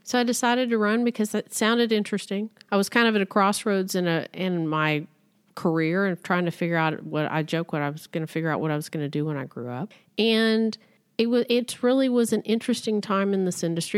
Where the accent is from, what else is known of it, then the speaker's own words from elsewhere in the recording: Midland, Texas, United States; also born or lived in Austin, Texas; I grew up in Midland, Texas, the heart of the oil and gas industry in this country